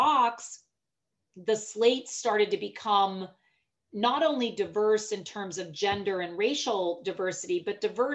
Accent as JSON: {"language": "English", "town": "Pittsburgh", "region": "Pennsylvania", "country": "United States", "tie": "born or raised there", "said": "I was born and raised in Pittsburgh."}